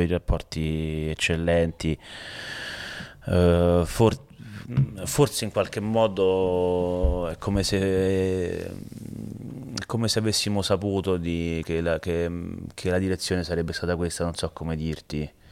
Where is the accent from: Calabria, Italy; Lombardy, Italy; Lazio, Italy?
Lazio, Italy; Rome; io sono di Mantova, io sono di Roma